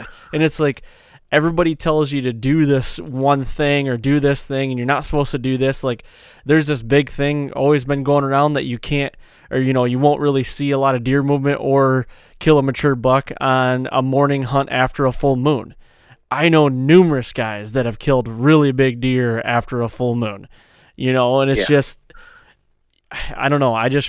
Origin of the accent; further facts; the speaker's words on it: New Jersey, United States; accent: New Jersey; My New Jersey accent goes to Boston as well, because I can't do it, man.